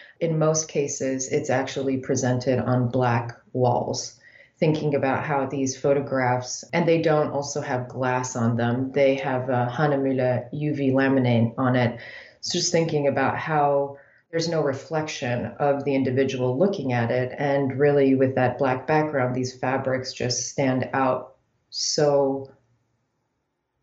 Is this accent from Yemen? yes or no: yes; Yemen; moved away; also born or lived in United States; I grew up in Yemen